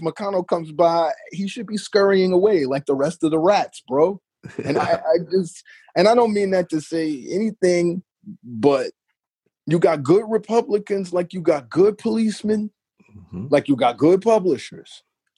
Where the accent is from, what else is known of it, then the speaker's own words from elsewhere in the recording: Chicago, Illinois, United States; I come from the ghetto of Chicago, man. I'm from Inglewood with an E, not an I.